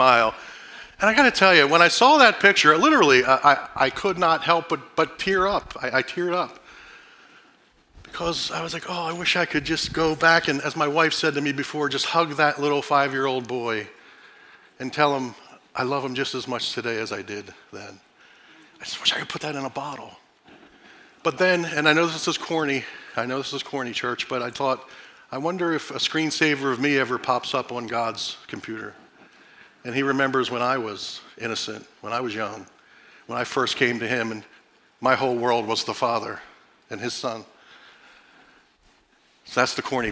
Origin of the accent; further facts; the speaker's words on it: Philadelphia, Pennsylvania, United States; moved away; I grew up in South Philadelphia in the early 70s. I was born there in the late 60s, grew up there in the first part of the 70s.